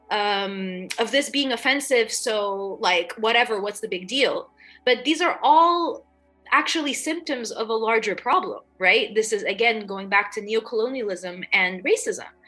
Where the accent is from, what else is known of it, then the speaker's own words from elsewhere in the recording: Dubai, United Arab Emirates; You know, I grew up in Dubai, and even then, I knew I was an outsider because I'm Lebanese, I'm Egyptian, I'm there as an expat.